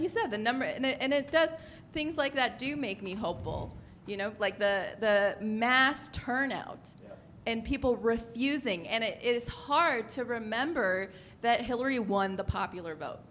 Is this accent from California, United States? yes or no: yes; San Francisco, California, United States; I feel like I come from San Francisco